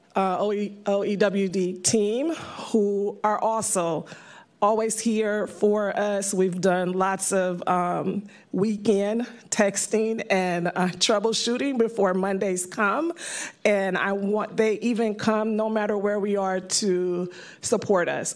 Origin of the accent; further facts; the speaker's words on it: San Francisco, California, United States; I am a native San Franciscan I grew up in the Fillmore District